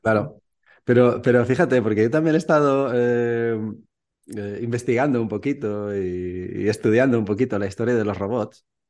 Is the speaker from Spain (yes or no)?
yes; Valencia, Valencian Community, Spain; moved away as an adult; also born or lived in Mallorca / Barcelona; now in Czech Republic; soy de Valencia, vivo en la República Checa porque mi mujer es checa.